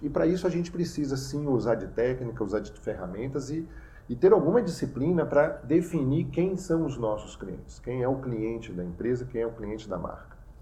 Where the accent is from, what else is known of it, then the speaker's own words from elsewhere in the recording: Bahia, Brazil; eu como nordestino, sou baiano por, por nascença